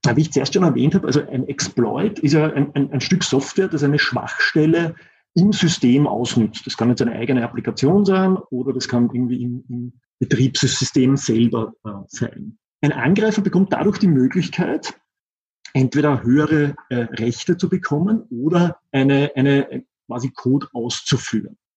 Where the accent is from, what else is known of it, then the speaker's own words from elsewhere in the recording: Austria; accent: Austrian; ich sitze in Österreich. deshalb auch mein Akzent